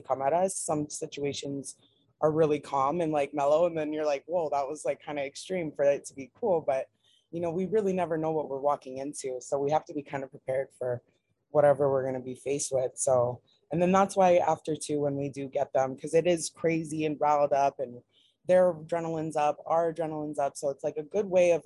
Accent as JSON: {"language": "English", "region": "Hawaii", "country": "United States", "tie": "born or raised there", "said": "we grew up in Hawaii"}